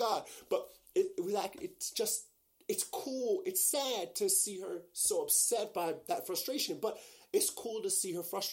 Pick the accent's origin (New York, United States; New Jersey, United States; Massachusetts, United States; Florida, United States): New York, United States; I'm from New York. I've been taking the train every day, all day, my entire life.